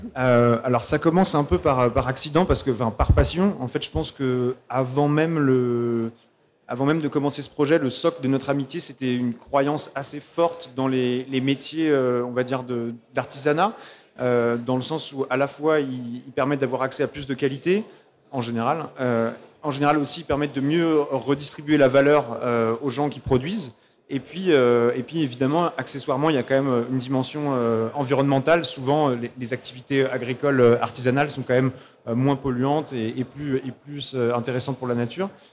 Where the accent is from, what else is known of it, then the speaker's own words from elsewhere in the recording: Pays de Caux, Normandy, France; je viens du pays de Caux